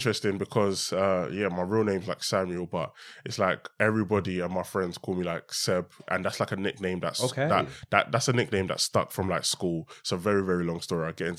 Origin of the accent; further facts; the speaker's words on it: Stratford, London, United Kingdom; also born or lived in Hackney; Yeah. So I was born in Hackney, but very early on, I moved to Newham. So I moved to Stratford when I was about eight. I'm in Stratford.